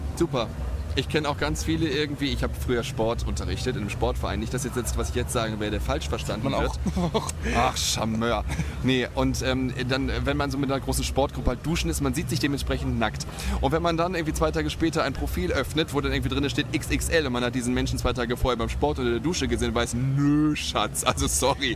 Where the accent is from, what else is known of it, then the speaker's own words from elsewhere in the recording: Germany; moved away as an adult; now in Cologne, Germany; ursprünglich komme ich aus der Nähe von Bremen, aus der norddeutschen Tiefebene. Aber ich lebe jetzt seit 19 Jahren sehr glücklich in Köln